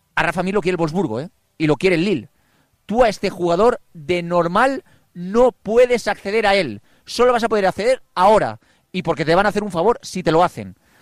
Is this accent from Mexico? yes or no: no; Alborache, Valencian Community, Spain; mi pueblo, de Alborache